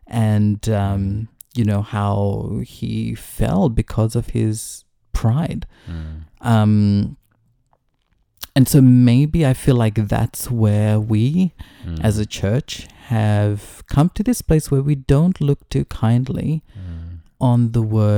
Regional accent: New Zealand; also born or lived in Fiji; I was born in Fiji, but we then moved over to New Zealand. So I consider New Zealand home, basically, my adopted home. And I'm very proud, very proud of being Kiwi.

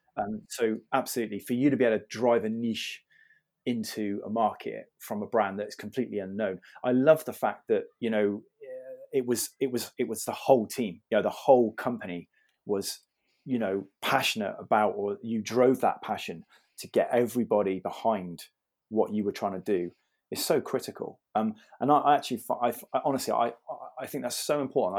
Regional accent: Bath, South West England, United Kingdom; also born or lived in London; I was born in Bath

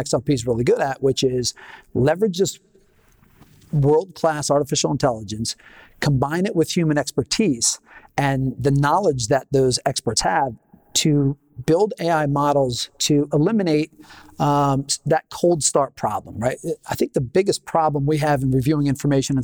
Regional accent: Philadelphia, Pennsylvania, United States; moved away as an adult; also born or lived in Los Angeles, California; I was from Philadelphia originally

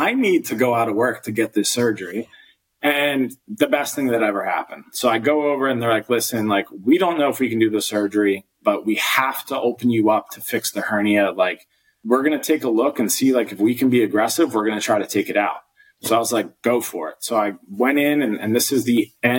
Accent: just outside of Atlantic City, New Jersey, United States; I grew up just outside of Atlantic City with two brothers.

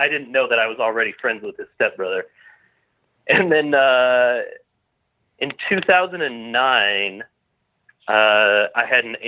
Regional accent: Minneapolis–Saint Paul, Minnesota, United States; I'm Sisseton, Wapton, Dakota guy. I grew up in the Twin Cities over in Minnesota there.

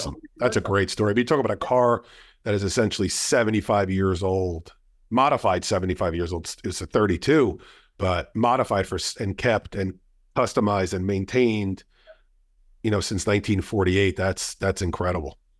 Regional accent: New Jersey, United States; We're both from New Jersey. Both of our families are from New Jersey

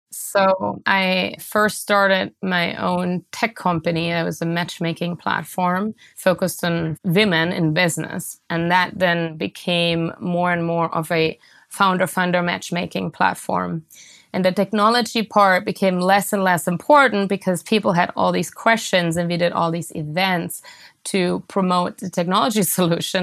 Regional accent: near Stuttgart, Baden-Württemberg, Germany; moved away; I grew up in Germany in a town called Ostfjorden, which is close to Stuttgart, which is in the southwest of Germany.

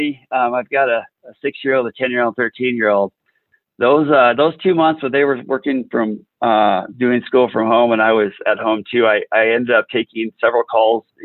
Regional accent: South Central South Dakota, United States; I grew up in South Central South Dakota, west of the river, so a real small

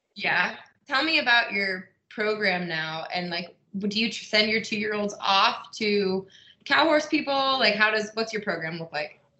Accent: Pennsylvania, United States; I'm from Pennsylvania.

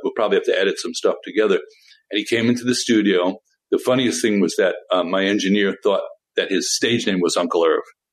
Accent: New York, United States; I was a dyed-in-the-wool New York folkie, one of the real ones

